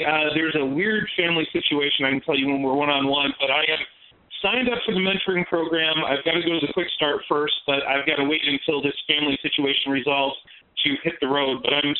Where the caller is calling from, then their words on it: Phoenix, Arizona, United States; In your backyard. I'm in Phoenix on the west side.